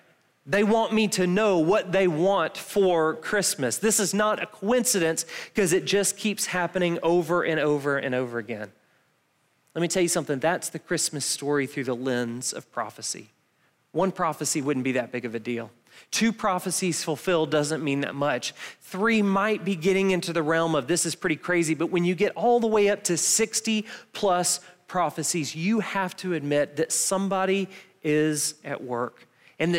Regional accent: Milledgeville, Georgia, United States; we're from Milledgeville, so we've never actually touched snow

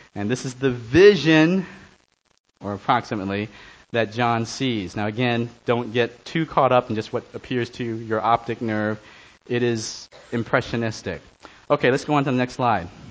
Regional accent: New York City, New York, United States; I grew up on the Lower East Side of Manhattan, went to Stuyvesant High School

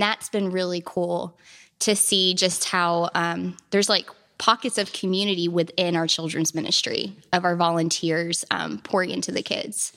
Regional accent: Hodgenville, Kentucky, United States; I'm from Hodgenville, Abraham Lincoln's birthplace. Um, and my family farm is actually connected to Lincoln's Boyhood Home

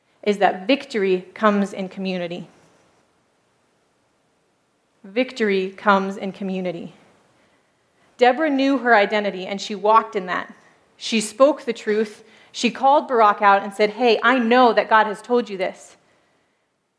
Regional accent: United States; moved away as an adult; now in Turkey; I grew up as an American

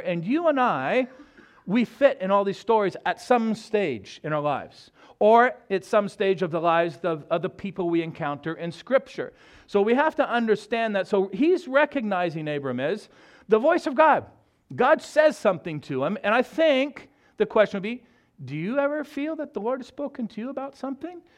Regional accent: Southern California, United States; moved away as an adult; also born or lived in Texas / Alaska; now in Mexico; grew up in Southern California.

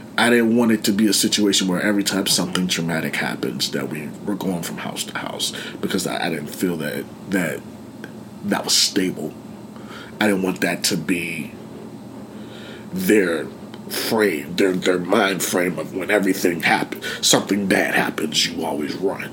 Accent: Penn Hills, Pennsylvania, United States; We're in Penn Hills. I grew up in Penn Hills

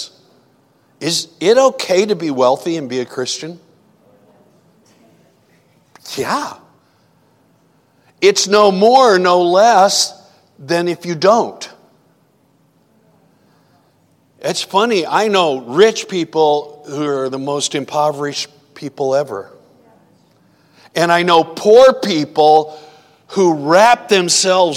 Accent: Iowa, United States; where I grew up in Iowa

